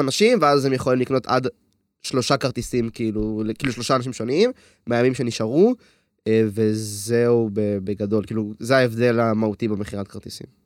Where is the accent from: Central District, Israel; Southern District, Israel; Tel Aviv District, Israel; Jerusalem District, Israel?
Central District, Israel; Hod HaSharon; אני בן 20, אני מהוד השרון